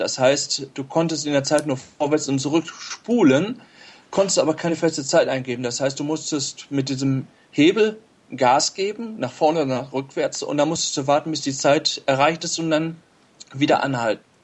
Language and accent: German; Steinhagen, North Rhine-Westphalia, Germany; ich bin ähm, aus Steinhagen bei Bielefeld